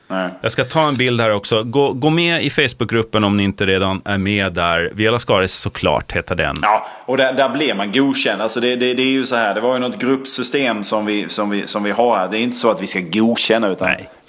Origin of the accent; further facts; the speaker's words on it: Sölvesborg, Blekinge, Sweden; Herregud, när jag växte upp i Sölvesborg var det alltid så här.